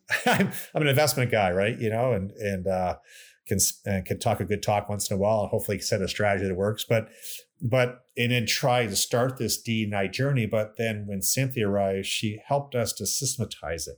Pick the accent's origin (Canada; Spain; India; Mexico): Canada; moved away; also born or lived in New York / Chicago; I'm proud Canadian, I'm American as well, but I'm, you know, born in Canada, and, and it was nice to come back to run Mackenzie